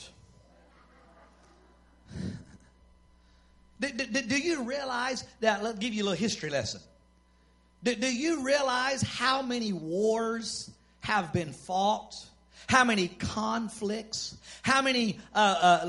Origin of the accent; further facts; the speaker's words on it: Texas, United States; I'm a proud American. And then I'm a Texan on top